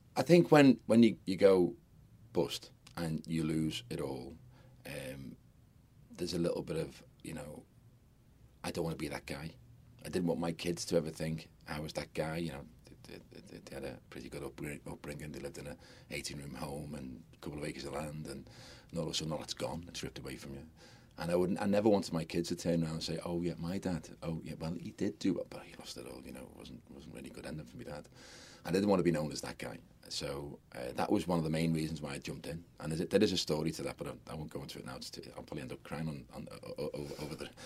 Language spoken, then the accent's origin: English; Liverpool, North West England, United Kingdom; I'm a Scouser, and I, lo- I absolutely adore my city